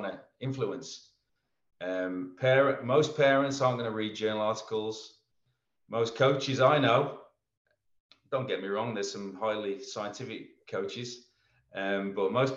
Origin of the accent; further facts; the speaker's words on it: England, United Kingdom; moved away as an adult; now in Melbourne, Australia; Being an Englishman